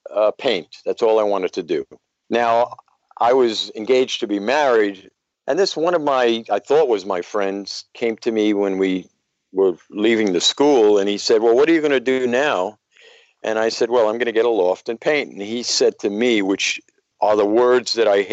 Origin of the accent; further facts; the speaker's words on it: New York City, New York, United States; now in Clearwater, United States; I grew up in Brooklyn, New York, in a area called Bed-Stuy, as short for Bedford-Stuyvesant.